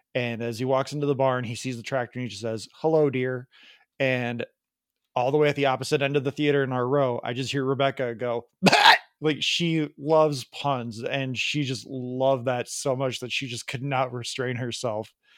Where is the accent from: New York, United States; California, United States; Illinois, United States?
Illinois, United States; Chicago; accent: Midwest Chicago; my, my Chicago, Midwest Chicago accent